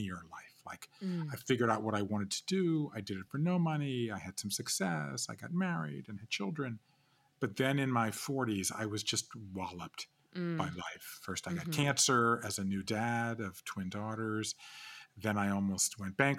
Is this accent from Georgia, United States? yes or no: yes; Georgia, United States; moved away as an adult; also born or lived in Japan; I grew up in Georgia and I left there